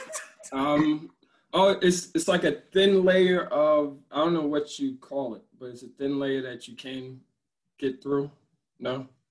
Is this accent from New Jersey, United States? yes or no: yes; Newark, New Jersey, United States; now in Elizabeth, United States; born and raised in Newark